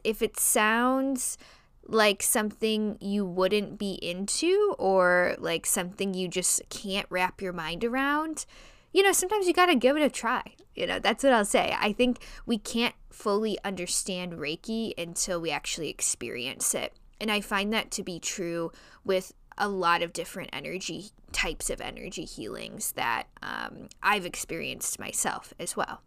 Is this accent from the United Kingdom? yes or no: no; Chicago, Illinois, United States; accent: nasally Chicago; my nasally Chicago accent